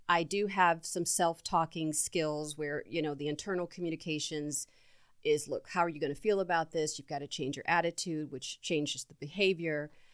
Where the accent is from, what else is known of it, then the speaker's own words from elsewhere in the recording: Mansfield, Ohio, United States; growing up in Mansfield, Ohio, in this small town raised by three women